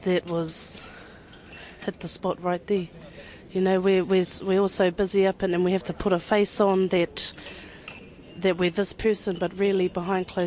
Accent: Ruatoria, Gisborne, New Zealand; I'm from Ruatoria, born and raised in Tuparo

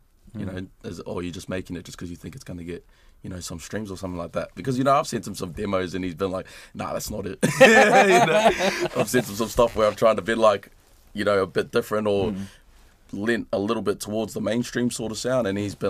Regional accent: Australia; now in New Zealand; when I was growing up in Australia, I always used to look at the music back here and be inspired by it

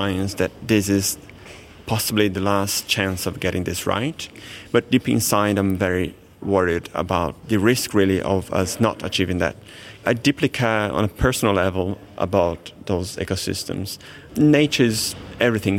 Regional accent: Brazil; moved away; I grew up in Brazil, which is the world's most biodiverse country

